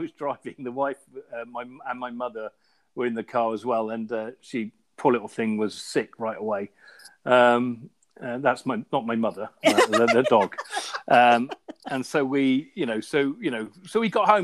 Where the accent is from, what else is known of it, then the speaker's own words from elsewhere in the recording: Somerset, South West England, United Kingdom; also born or lived in London; now in Ealing, United Kingdom; I grew up in Somerset and had an Irish Setter growing up